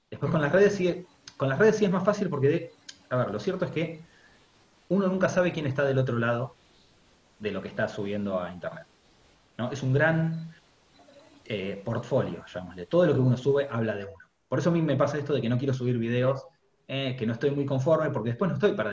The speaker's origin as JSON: {"language": "Spanish", "country": "Spain", "said": "porque como soy español me van a decir, eh, que sabés vos del mate"}